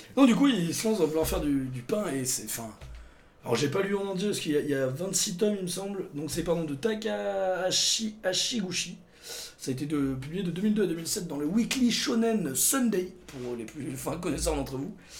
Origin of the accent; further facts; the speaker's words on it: Montélimar, Auvergne-Rhône-Alpes, France; ma ville natale